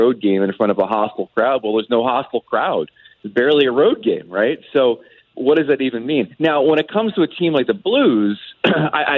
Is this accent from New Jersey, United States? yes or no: yes; New Jersey, United States; I grew up in Jersey.